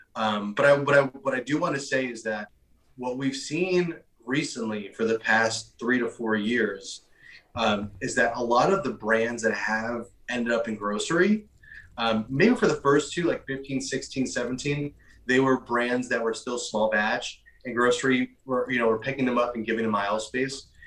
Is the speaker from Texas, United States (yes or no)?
no; New York, United States; I'm originally from New York. I, am born and raised here